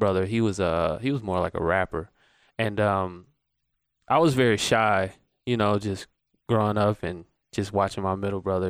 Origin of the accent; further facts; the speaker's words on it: Atlanta, Georgia, United States; moved away as an adult; now in Las Vegas, United States; I am from Atlanta, Georgia